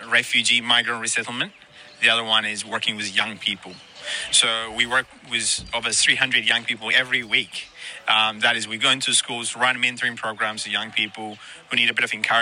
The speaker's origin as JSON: {"language": "English", "country": "New Zealand", "tie": "born or raised there", "also_born_or_lived": "Ethiopia", "moved": "as an adult", "lives_now": "Sydney, Australia", "said": "my journey to Australia started from Ethiopia, and then from Ethiopia I went to New Zealand, and I grew up in New Zealand"}